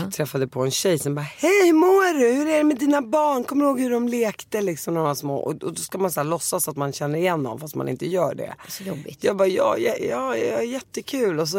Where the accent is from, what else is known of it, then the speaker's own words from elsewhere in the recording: Damascus, Damascus Governorate, Syria; born there; Men jag är ju född i Damaskus och jag åkte dit varje sommar så jag känner mig mer syrisk